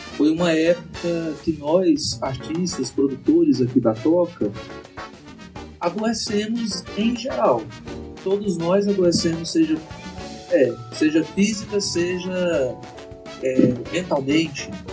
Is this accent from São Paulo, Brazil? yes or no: no; Iporá, Goiás, Brazil; nós estamos aqui iporaenses raiz